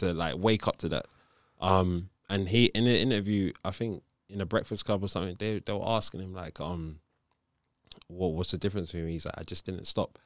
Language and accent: English; Nigeria; I grew up as a Catholic. I'm Nigerian